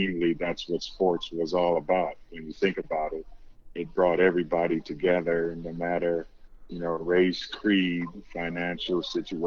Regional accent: Oakland, California, United States; moved away as an adult; I'm from Oakland, California

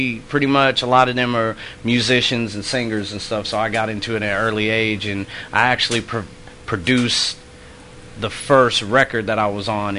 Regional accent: Manhattan, Kansas, United States; I'm from Manhattan, Kansas area, family's from Alabama, so I got a lot of Southern roots.

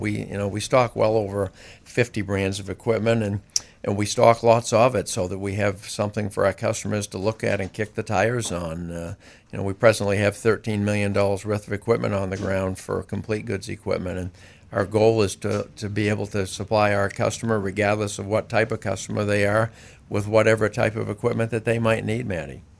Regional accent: Greene, Maine, United States; also born or lived in Syracuse; I grew up in Greene

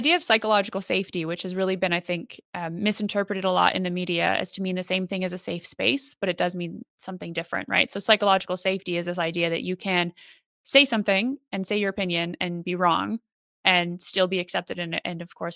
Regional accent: Canada; moved away as an adult; now in United Kingdom; we're both Canadian, but I live in the UK now

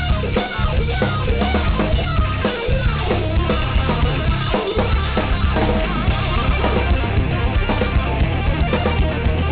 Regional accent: New York, United States; my home state of New York

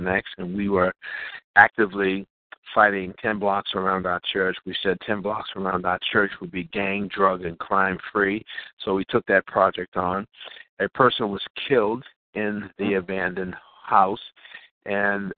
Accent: Boston, Massachusetts, United States; born and raised in Boston

